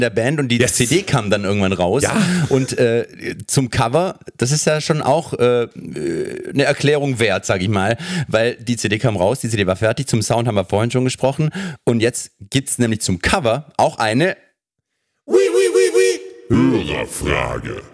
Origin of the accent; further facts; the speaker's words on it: Germany; als Deutscher